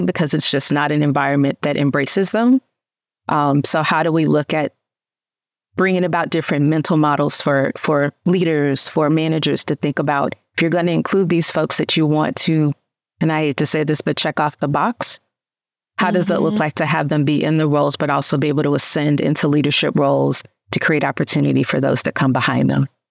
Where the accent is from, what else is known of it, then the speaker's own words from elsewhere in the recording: Memphis, Tennessee, United States; where I come from, I immediately wanted to say South Memphis, loud and proud